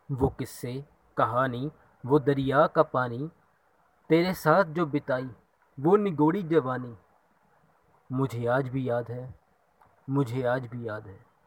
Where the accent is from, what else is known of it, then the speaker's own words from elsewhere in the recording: Ludhiana, Punjab, India; मैं लुधियाना पंजाब से हूँ